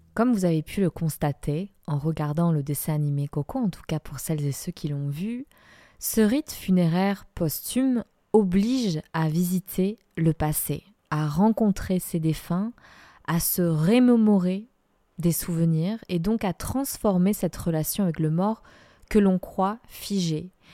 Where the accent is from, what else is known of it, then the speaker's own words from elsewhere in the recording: Guadalajara, Jalisco, Mexico; also born or lived in France; now in Dordogne, France; franco-mexicaine, je suis née à Guadalajara dans l'état de Jalisco